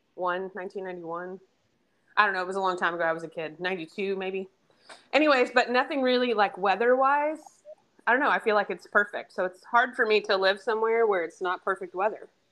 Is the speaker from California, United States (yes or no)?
yes; the Bay Area, California, United States; moved away; the Bay Area uh, in my actual particular town